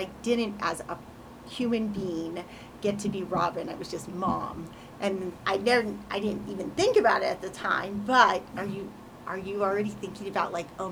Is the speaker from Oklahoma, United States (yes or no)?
no; California, United States; moved away as an adult; also born or lived in Colorado / Polson; born and raised in California